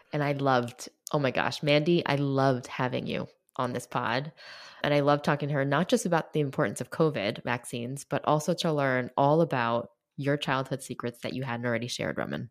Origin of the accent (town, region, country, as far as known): New York City, New York, United States; born or raised there